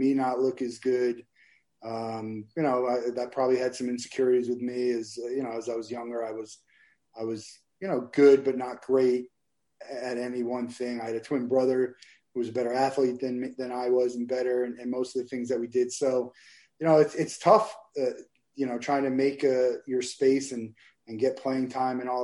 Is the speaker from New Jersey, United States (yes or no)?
yes; Marlboro, New Jersey, United States; moved away as an adult; now in Florida, United States; I'm from Marlboro, New Jersey, central New Jersey. And grew up there and lived in New Jersey till I went to college in Florida